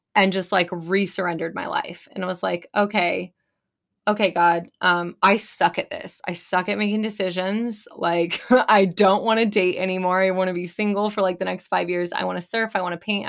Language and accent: English; California, United States; I grew up in California